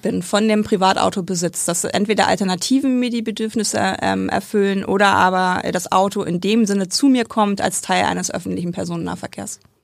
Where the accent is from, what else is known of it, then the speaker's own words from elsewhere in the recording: Aschendorf, Lower Saxony, Germany; also born or lived in Braunschweig; Dann sind wir zwei, dreimal umgezogen äh, ins Emsland